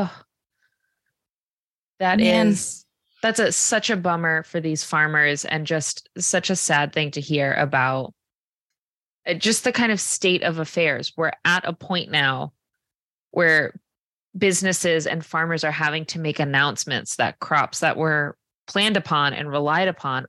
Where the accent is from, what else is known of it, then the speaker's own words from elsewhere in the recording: Tiverton, Rhode Island, United States; I grew up in Tiverton, and this farm has been around for long before I've been.